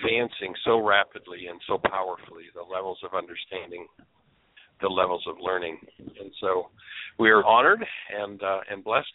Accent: Southern Ontario, Canada; now in Orlando, United States; I'm originally from Southern Ontario, Canada

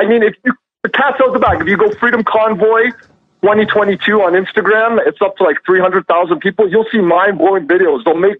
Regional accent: Canada; as a Canadian that is so-called part of this fringe movement, or fringe minority, as Trudeau calls it, things are getting real scary up here.

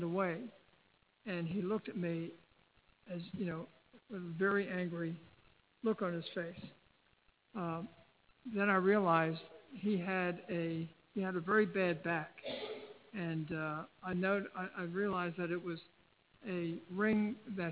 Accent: Baltimore, Maryland, United States; I'm from Baltimore

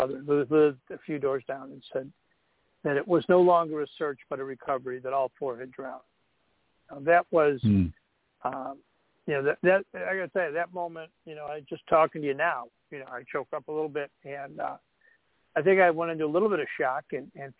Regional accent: Buffalo, New York, United States; also born or lived in North Shore of Chicago, Illinois; now in Chicago, United States; I grew up in Buffalo. I live on the North Shore of Chicago now

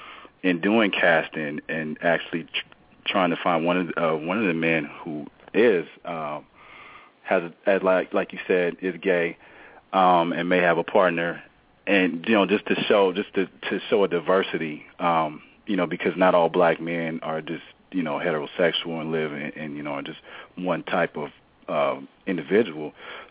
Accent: Inglewood, California, United States; I was born and raised in Inglewood.

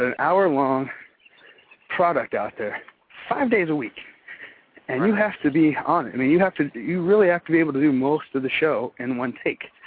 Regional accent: Texas, United States; moved away; I'm from Texas. We have that sort of work ethic, that mentality

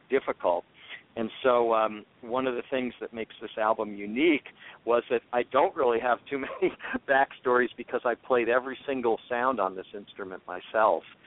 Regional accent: Washington, District of Columbia, United States; I grew up in Washington D.C. in the '60s

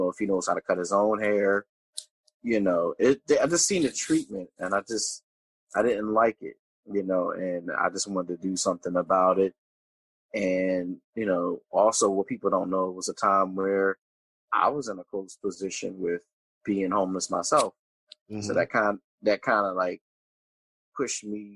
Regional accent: Pennsauken, New Jersey, United States; I grew up in Pennsauken, New Jersey

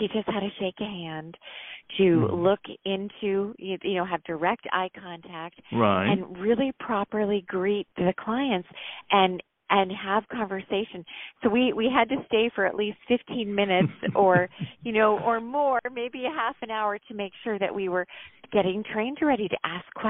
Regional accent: Connecticut, United States; we grew up in Connecticut

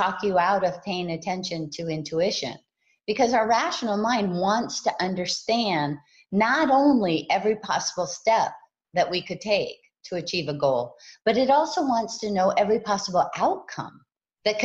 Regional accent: Hawaii, United States; I was raised in Hawaii

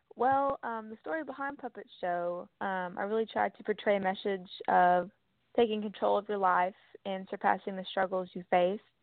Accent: Texas, United States; I'm from Texas

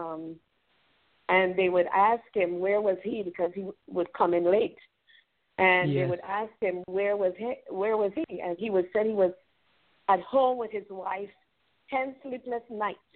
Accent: U.S. Virgin Islands; now in Atlanta, United States; I grew up in St. Croix

